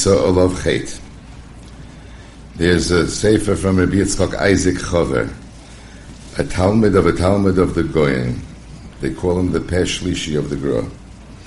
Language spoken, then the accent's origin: English; United States; when we were young, growing up in Muncie